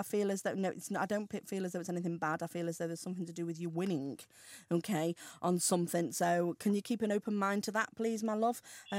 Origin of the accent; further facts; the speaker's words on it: Ellesmere Port, North West England, United Kingdom; I'm Ellesmere Port.